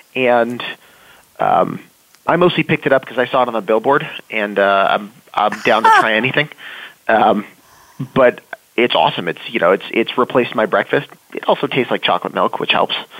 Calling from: Los Angeles, California, United States; I am calling in from Los Angeles.

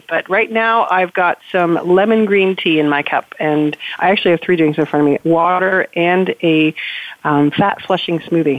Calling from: Philadelphia, Pennsylvania, United States; So I'm calling from the Philadelphia area.

